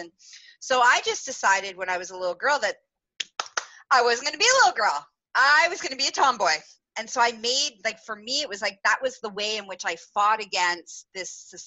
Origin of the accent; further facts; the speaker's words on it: Canada; growing up in Canada